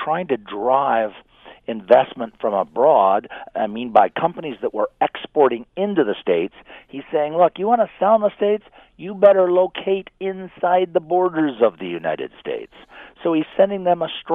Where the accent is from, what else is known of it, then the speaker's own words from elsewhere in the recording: Canada; I am a Canadian